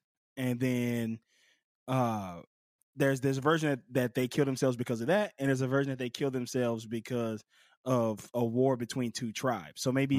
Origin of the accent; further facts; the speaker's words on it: Pascagoula, Mississippi, United States; This is my hometown. I'm from Pascagoula, Mississippi.